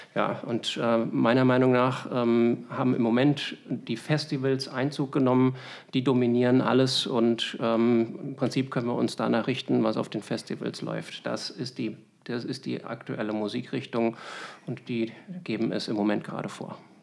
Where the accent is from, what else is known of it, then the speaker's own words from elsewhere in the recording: Berlin, Germany; now in Wiesbaden, Germany; Ich bin ja gebürtiger Berliner